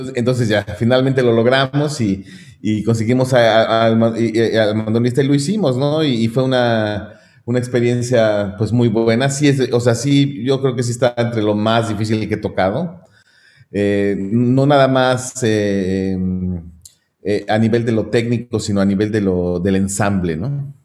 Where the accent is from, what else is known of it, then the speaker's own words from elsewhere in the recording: Mexico; moved away as an adult; nací en México y formado en México